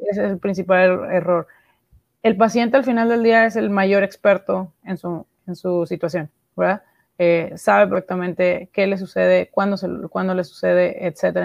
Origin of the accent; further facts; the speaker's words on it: Monterrey, Nuevo León, Mexico; soy de Monterrey, México